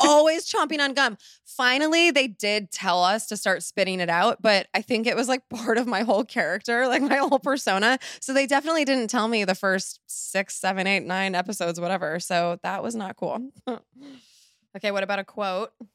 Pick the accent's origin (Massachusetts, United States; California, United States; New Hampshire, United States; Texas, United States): California, United States; Laguna Beach; moved away; I haven't lived in Laguna in, you know, eighteen years?